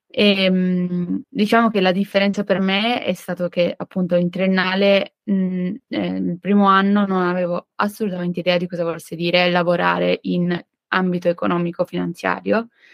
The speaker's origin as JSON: {"language": "Italian", "town": "Turin", "region": "Piedmont", "country": "Italy", "also_born_or_lived": "Nancy, France", "said": "vengo da Torino"}